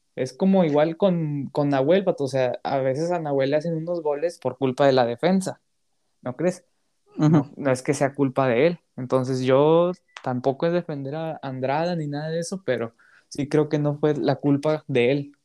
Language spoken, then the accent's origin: Spanish; Mexico; pudiéndolo ver como mexicano